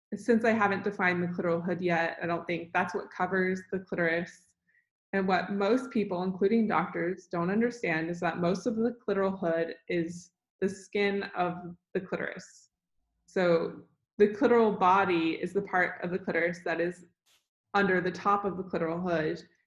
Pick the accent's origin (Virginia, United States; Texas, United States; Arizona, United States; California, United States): Texas, United States; Dallas; I grew up in Dallas, Texas